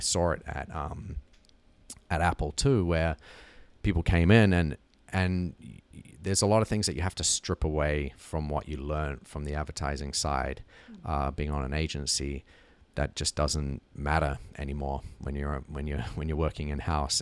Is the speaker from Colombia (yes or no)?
no; New Zealand; moved away; growing up in New Zealand